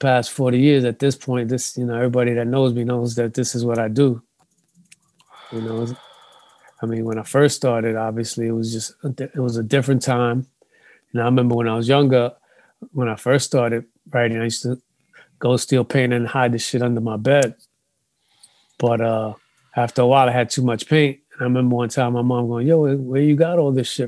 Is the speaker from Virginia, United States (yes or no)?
no; New York City, New York, United States; So I grew up in Bronx River Projects.